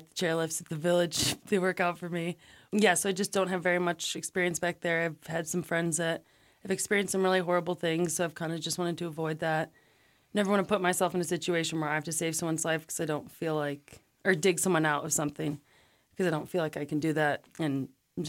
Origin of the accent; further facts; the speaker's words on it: Cleveland, Ohio, United States; moved away as an adult; now in Wilson, United States; I'm from Ohio originally, yes, from Cleveland.